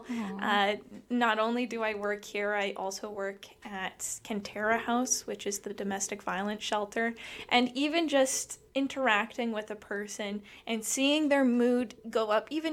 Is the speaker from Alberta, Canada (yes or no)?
yes; Lethbridge, Alberta, Canada; moved away as an adult; also born or lived in Montreal; now in Brooks, Canada; went back to my hometown of Lethbridge